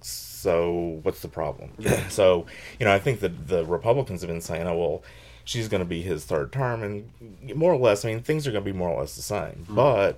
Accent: the South, United States; because I grew up in the South

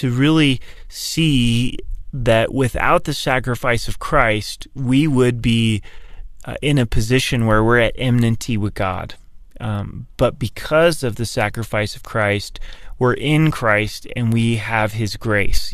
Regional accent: Oregon, United States; I grew up in Oregon

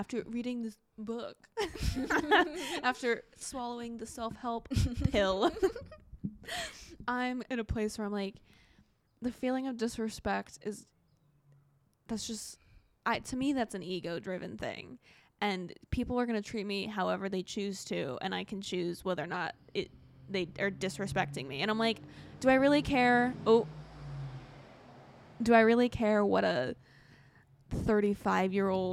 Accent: Broomfield, Colorado, United States; I am from a place called Broomfield, Colorado

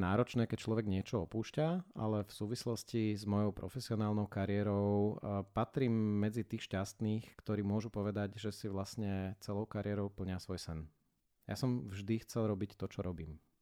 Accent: Bratislava, Bratislava Region, Slovakia; Ja som sa teda z Bratislavy nepohol až uh, takmer do skončenia školy a na základku som začal chodiť o jednu ulicu vedľa

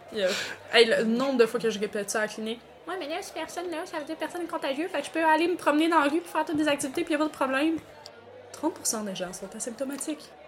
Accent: Quebec, Canada; accent: Québécois; chaque personne de ma famille a vraiment un moins gros accent québécois que moi

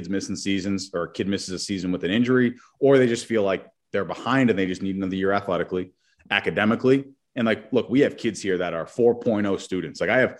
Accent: Massachusetts, United States; So I grew up in New England, about a half hour north of Boston.

